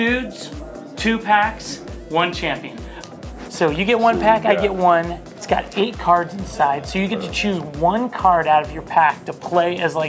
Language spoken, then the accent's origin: English; Kansas, United States; I grew up in Kansas